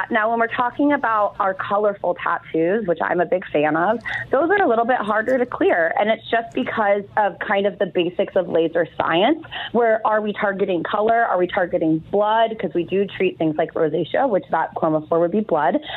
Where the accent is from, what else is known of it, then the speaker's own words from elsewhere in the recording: India; moved away; I'm from India.